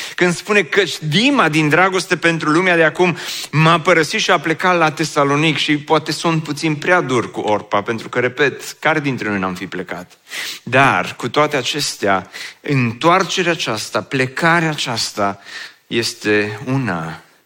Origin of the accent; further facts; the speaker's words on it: Oradea, Bihor County, Romania; also born or lived in Băile Felix; eu sunt din Oradea